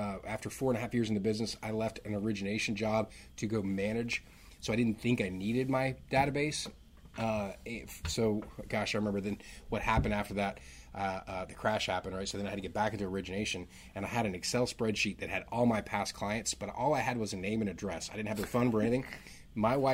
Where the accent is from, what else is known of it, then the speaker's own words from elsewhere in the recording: Northern Virginia, United States; now in Raleigh, United States; I grew up in Northern Virginia